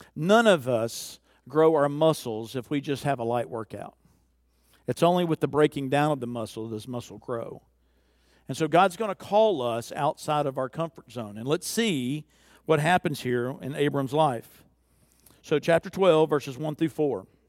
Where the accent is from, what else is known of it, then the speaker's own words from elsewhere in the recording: the South, United States; I'm from the South